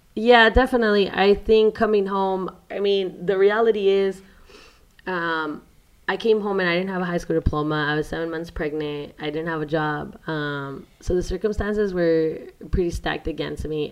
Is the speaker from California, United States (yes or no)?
yes; San Diego, California, United States; also born or lived in Mexico; I grew up in San Diego, California